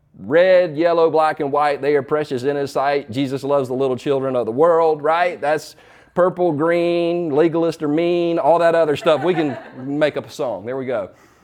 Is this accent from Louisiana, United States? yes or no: no; Easley, South Carolina, United States; also born or lived in Los Angeles; I was born in Los Angeles, but I moved back to Easley, South Carolina when I was 4 years old. So in the South, in the mid-70s